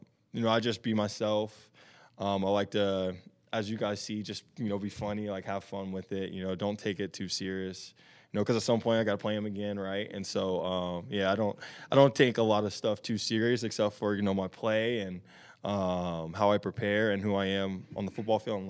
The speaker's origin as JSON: {"language": "English", "region": "Tennessee", "country": "United States", "tie": "born or raised there", "moved": "as an adult", "lives_now": "Arizona, United States", "said": "growing up in Tennessee, obviously playing football"}